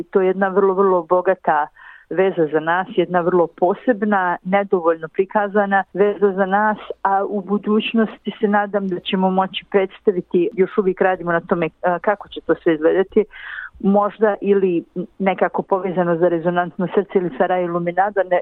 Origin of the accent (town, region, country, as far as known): Bosnia & Herzegovina